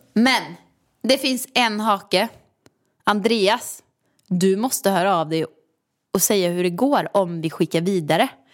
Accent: Åmål, Västra Götaland, Sweden; moved away; hemma i Åmål i villan

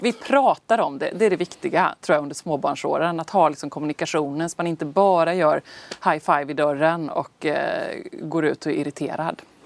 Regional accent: Sweden; oss här hemma i Sverige

